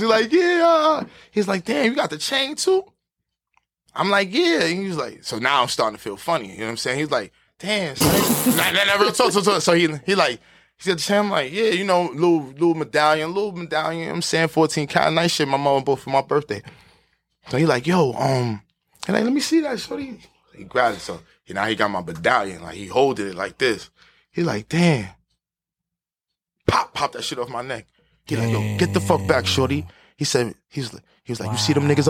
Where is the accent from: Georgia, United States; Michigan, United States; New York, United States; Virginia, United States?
New York, United States; New York City; I'm from Harlem